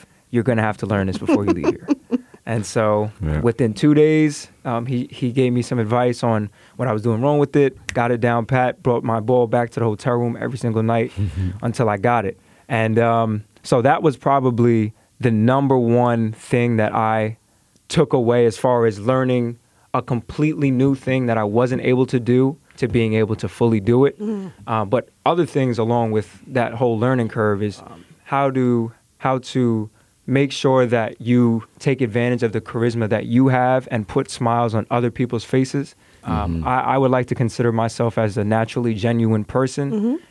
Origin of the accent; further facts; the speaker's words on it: Tuckahoe, New York, United States; growing up in Tuckahoe, which is more so a suburban area